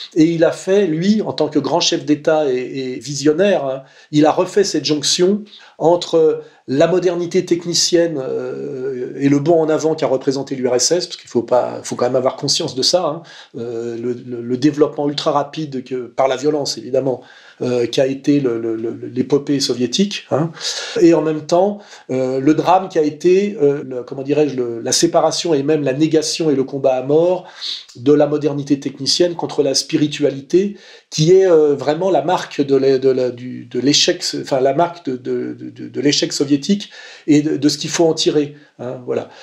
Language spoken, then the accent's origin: French; Paris suburbs, Île-de-France, France; also born or lived in Savoie; Arrivé très tôt en banlieue parisienne. Donc moi, mon univers d'enfance, puisque j'y ai passé mes dix premières années